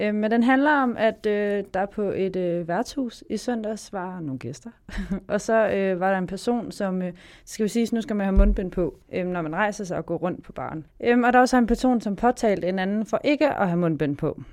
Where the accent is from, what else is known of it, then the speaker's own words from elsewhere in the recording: Varde, Southern Denmark, Denmark; jeg kommer fra Varde